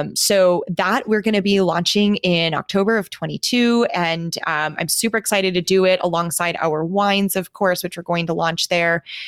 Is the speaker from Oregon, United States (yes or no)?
no; Milwaukee, Wisconsin, United States; moved away as an adult; also born or lived in Minnesota; now in Phoenix, United States; my hometown